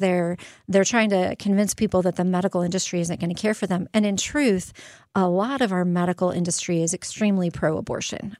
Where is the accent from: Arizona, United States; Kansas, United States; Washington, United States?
Arizona, United States; Phoenix; now in Quad Cities, United States; I'm from Phoenix